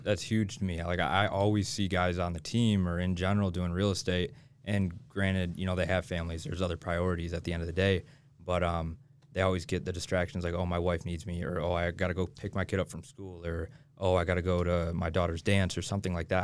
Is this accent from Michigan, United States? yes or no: yes; Michigan, United States; moved away as an adult; now in Utah, United States; I'm from Michigan. I grew up in Michigan